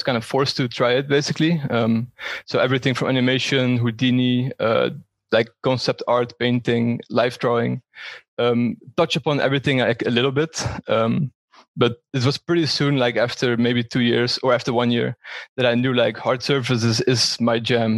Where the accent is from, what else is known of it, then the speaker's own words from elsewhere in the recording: Netherlands; moved away as an adult; also born or lived in Breda, Netherlands / Valencia, Spain; now in Frankfurt, Germany; from the Netherlands, currently live in Frankfurt.